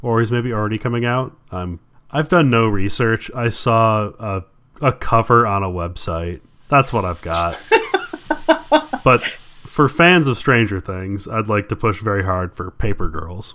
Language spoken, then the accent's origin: English; Midwest, United States; I'm from the Midwest.